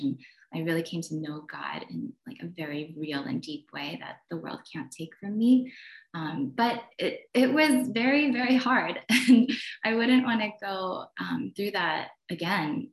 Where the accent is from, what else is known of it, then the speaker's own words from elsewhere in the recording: Poughkeepsie, New York, United States; also born or lived in New Jersey; when I was around nine, I moved from New Jersey to um, where I lived in a predominantly Korean town, where I felt really comfortable and just really confident in my own skin. And then I ended up moving to upstate New York and Poughkeepsie